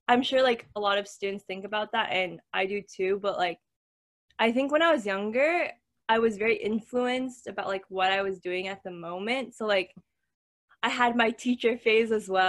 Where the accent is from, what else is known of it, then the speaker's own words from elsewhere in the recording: Canada; I was born and raised in Canada.